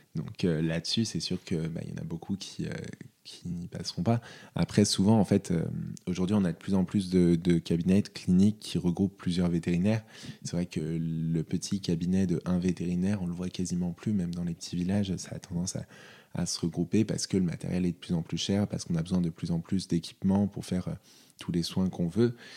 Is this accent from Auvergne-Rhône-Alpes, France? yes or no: yes; North Isère, Auvergne-Rhône-Alpes, France; also born or lived in Lyon; j'ai grandi dans le Nord-Isère, à une demi-heure de Lyon